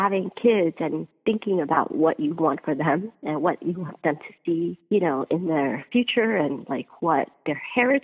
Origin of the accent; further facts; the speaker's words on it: United States; we're born and raised in America and we speak English at home